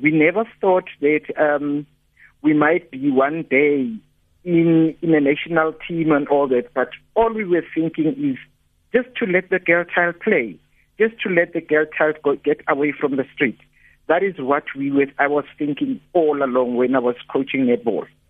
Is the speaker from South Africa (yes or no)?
yes; Johannesburg, Gauteng, South Africa; I come from Soweto